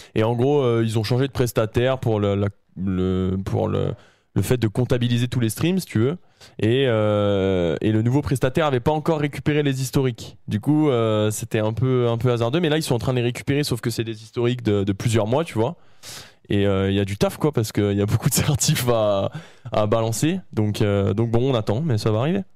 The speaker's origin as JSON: {"language": "French", "town": "Saint-Étienne", "region": "Auvergne-Rhône-Alpes", "country": "France", "said": "les Stéphanois, je suis Stéphanois"}